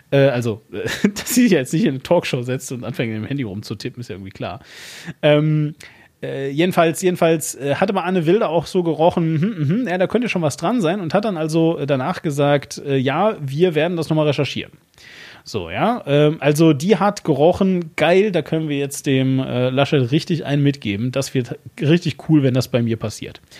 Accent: Bremen, Germany; Ich, äh, ja, ich bin Bremer.

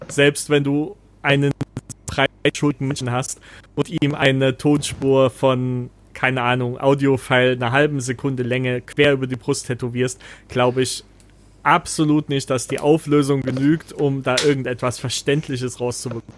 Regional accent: East Germany, Germany; moved away as an adult; wir kommen ja aus dem Osten

